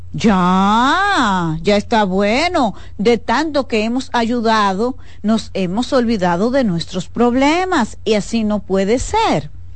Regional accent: Dominican Republic; como ciudadana dominicana

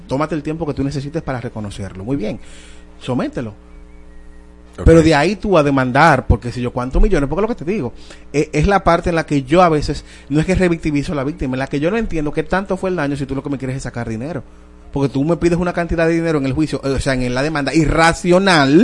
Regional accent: Dominican Republic; nosotros, de verdad, como dominicanos

